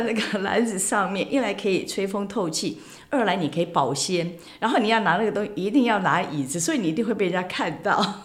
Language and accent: Chinese; Kinmen County, Taiwan; 我们金门人做的那个碰